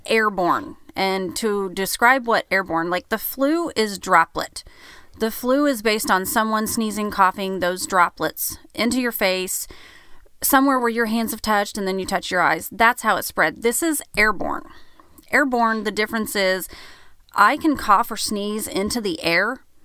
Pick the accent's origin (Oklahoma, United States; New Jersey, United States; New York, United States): Oklahoma, United States; now in Branson, United States; we're from Oklahoma, so that's where all of our people are from